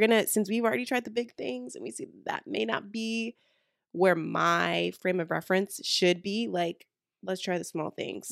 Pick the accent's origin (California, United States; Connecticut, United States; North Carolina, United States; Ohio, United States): North Carolina, United States; the South; we are from the South and we live in the South. So, we're talking about North Carolina